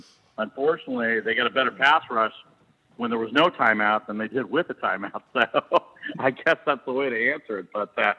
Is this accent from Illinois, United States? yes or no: yes; Chicago, Illinois, United States; now in California, United States; I was born in Chicago